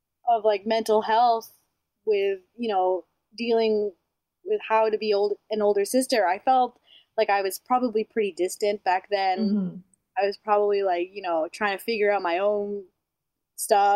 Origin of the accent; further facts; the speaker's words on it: St. Albert, Alberta, Canada; also born or lived in Manila, Philippines / Chicago, United States / Edmonton, Canada; I grew up mostly in St. Albert.